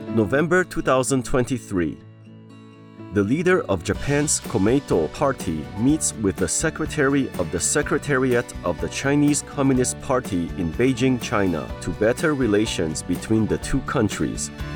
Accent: Peru; I'm from Peru.

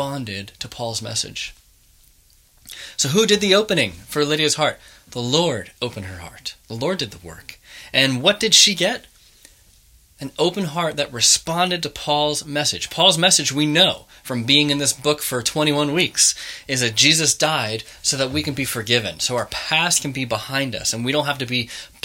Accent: Manchester, North West England, United Kingdom; being a Mancunian. We're very proud

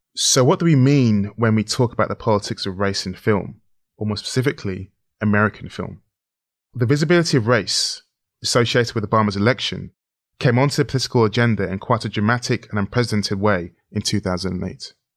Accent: London, United Kingdom; as a young child growing up in Brent in Northwest London

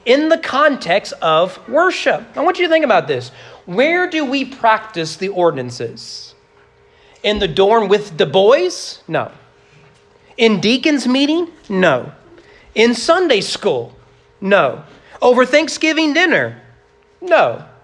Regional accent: United States

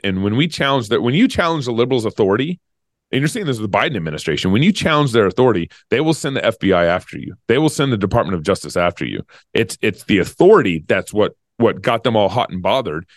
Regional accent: United States; I'm an American

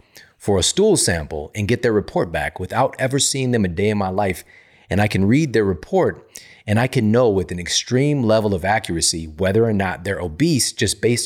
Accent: St. Louis, Missouri, United States; St. Louis, Missouri, my hometown

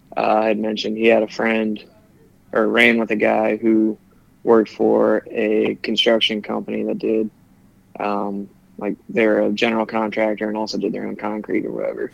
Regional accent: Cincinnati, Ohio, United States; also born or lived in Indianapolis, Indiana; I'm from Cincinnati well, technically, I was born in Indianapolis, moved here when I was seven

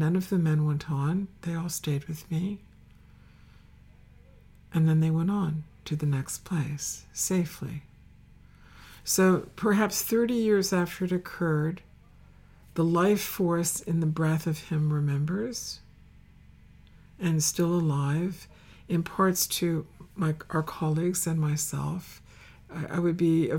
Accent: Northeast, United States; I was from the Northeast

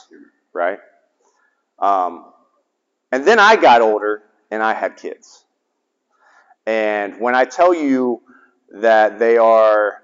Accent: Laurens, South Carolina, United States; So I grew up in Lawrence, South Carolina

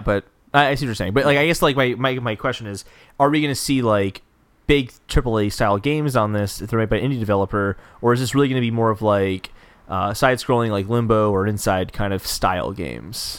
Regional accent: United States; I'm an American

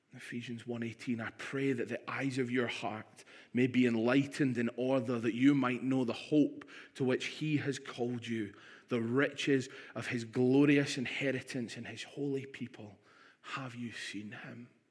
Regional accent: Stirling, Scotland, United Kingdom; also born or lived in London; in Stirling at the age of three. I was born in London, and believe it or not, I had a Cockney accent

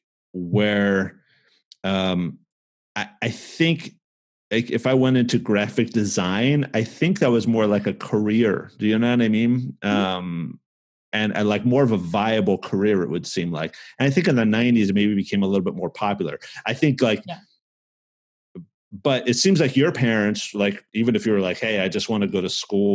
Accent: New Jersey, United States; also born or lived in New York; I'm from New Jersey and I was born in New York, raised in Jersey

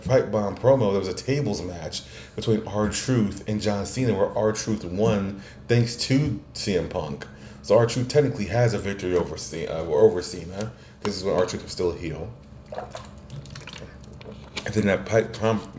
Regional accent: the South, United States; I was from the South. I'm from the South

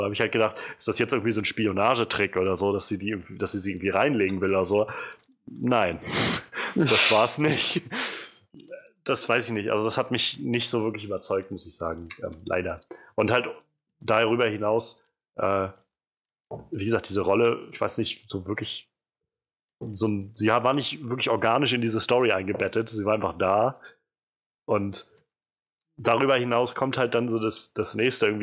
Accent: a city in former East Germany, eastern Germany, Germany; ich bin nicht mehr im Osten aufgewachsen, aber gab dann doch genug, äh, alte Bauten noch in der Stadt, wo ich aufgewachsen bin, die ja immer noch aus D D R-Zeiten da standen

